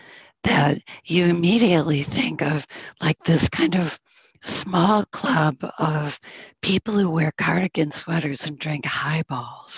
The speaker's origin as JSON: {"language": "English", "region": "Northern New York", "country": "United States", "said": "I'm from Northern New York, which is the home of the Mohawk people"}